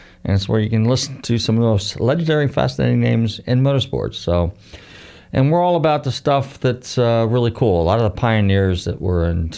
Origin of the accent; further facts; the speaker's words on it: Northern California, United States; when I grew up in Northern Cal